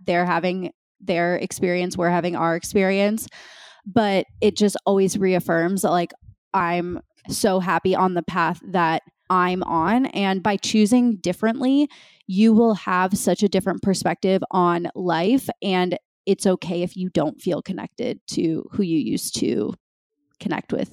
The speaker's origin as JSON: {"language": "English", "region": "Minnesota", "country": "United States", "tie": "born or raised there", "moved": "as an adult"}